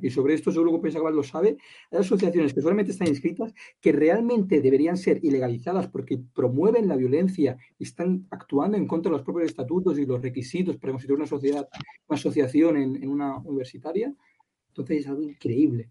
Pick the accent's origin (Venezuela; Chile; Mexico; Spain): Spain; Catalonia; como catalán, como español, aquí en Cataluña